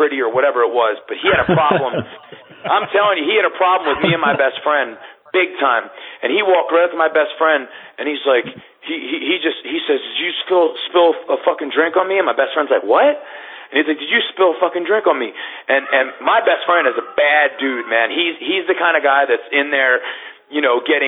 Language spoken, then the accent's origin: English; Philadelphia, Pennsylvania, United States; I grew up in Philadelphia